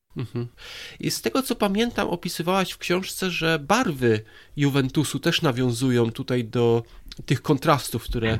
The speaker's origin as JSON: {"language": "Polish", "country": "Poland", "moved": "as an adult", "lives_now": "England, United Kingdom", "said": "ja jestem tutaj 17 lat w Anglii, przyjechałem z Polski"}